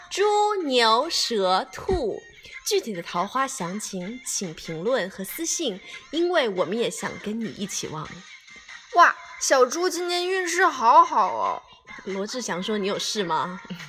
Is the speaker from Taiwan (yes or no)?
no; Fujian, China; moved away; 作为福建人的我